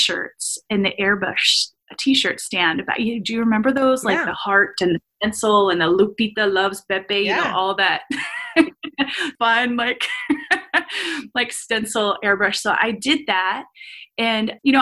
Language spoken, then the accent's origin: English; Los Angeles, California, United States; moved away; also born or lived in Uniontown, Pennsylvania; I felt growing up in Los Angeles that I was limitless